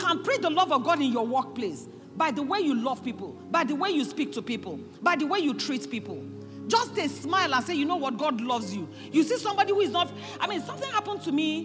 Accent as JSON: {"language": "English", "country": "Nigeria", "said": "So even Nigerians, as small as our land masses, we are larger in number than Russia"}